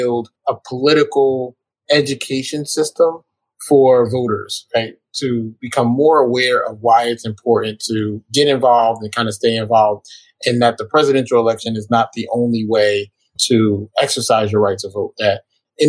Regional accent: New Haven, Connecticut, United States; moved away as an adult; now in Pittsburgh, United States; I'm born and raised in New Haven

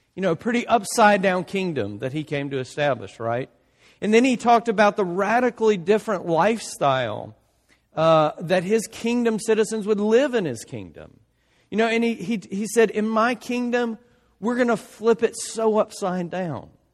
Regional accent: South Louisiana, United States; my family, we're from South Louisiana

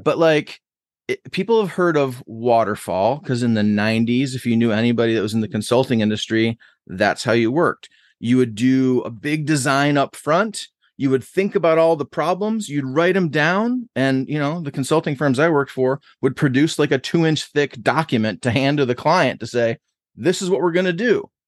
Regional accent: Buffalo, New York, United States; moved away as an adult; also born or lived in New Jersey / Boston; now in Columbus, United States; I grew up in Buffalo, New York until I was eighteen, like, from a, less than one year old till I was eighteen

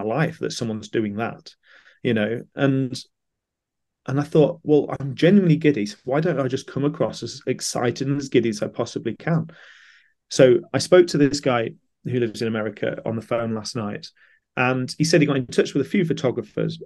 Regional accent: Stamford, East Midlands, United Kingdom; Stamford, which so happens to be my hometown

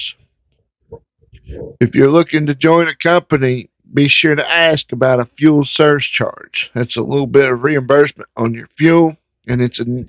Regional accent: Virginia, United States; my home state of Virginia

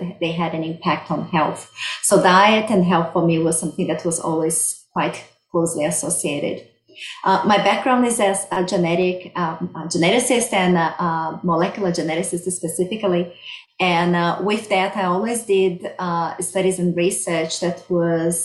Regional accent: Brazil; moved away as an adult; also born or lived in Sydney, Australia; now in Victoria, Australia; I'm originally from Brazil. That's why I have this beautiful accent.

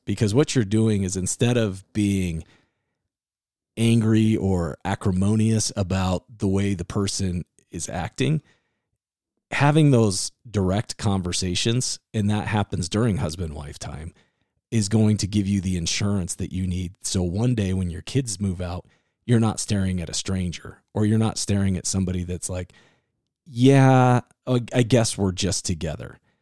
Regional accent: Iowa, United States; growing up in Iowa

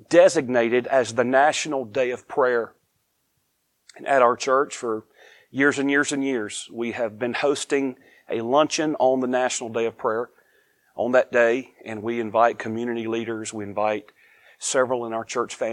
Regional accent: United States; now in Eastern North Carolina, United States; I am grateful to be an American

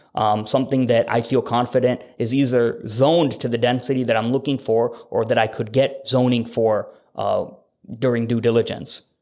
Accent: Fargo, North Dakota, United States; now in Bennington, United States; I am from Fargo and the area code there is seven oh one, but I'm very local to Omaha. I live in Bennington.

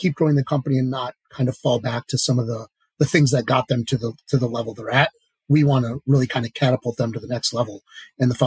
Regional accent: Marquette, Michigan, United States; I grew up in Marquette

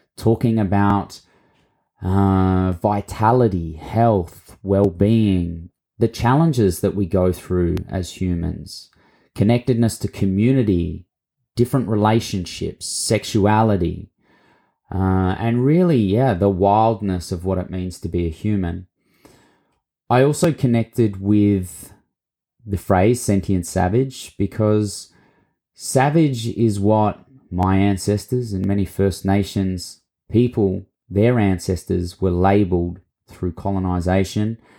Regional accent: Mildura, Victoria, Australia; accent: Australian; moved away; grew up, um, for my younger years in a town called Mildura on Latchi Latchi and Barkindji country in Victoria

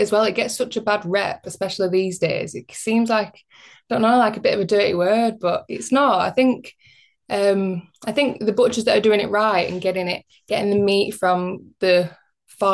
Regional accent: Bacup, North West England, United Kingdom; I grew up in Bacup, which is kind of like semi-rural. It's a small town in Rosendale, Lancashire

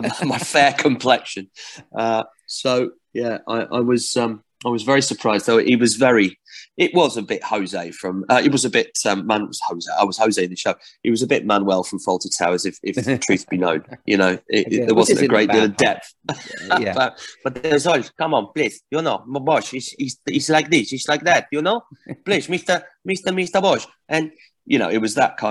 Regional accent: Barnsley, Yorkshire and the Humber, United Kingdom; I grew up in Barnsley

